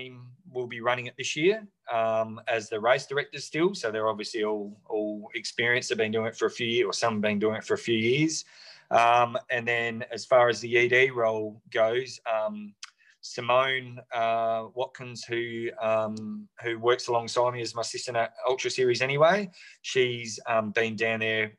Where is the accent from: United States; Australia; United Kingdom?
Australia; Loxton, South Australia; now in Western Australia, Australia; I grew up in Loxton in South Australia